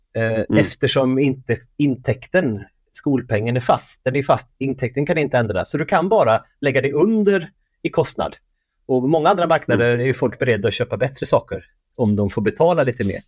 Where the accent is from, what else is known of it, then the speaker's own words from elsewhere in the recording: Värmland, Sweden; Jag är från Värmland